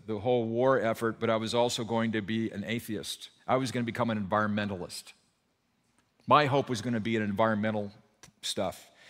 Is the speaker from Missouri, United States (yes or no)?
no; Burbank, California, United States; also born or lived in Santa Barbara; I grew up in Burbank over here